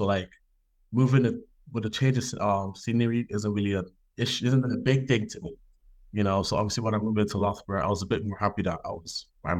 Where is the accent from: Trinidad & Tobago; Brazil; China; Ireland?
Ireland; Dublin, Leinster; also born or lived in United States / Nigeria; now in Belfast, United Kingdom; I grew up in Dublin, Ireland. I'm from Nigeria. Background is from Nigeria. I've been everywhere. Grew up in Dublin. Grew up in the States. Grew up in Nigeria. Grew up in Belfast.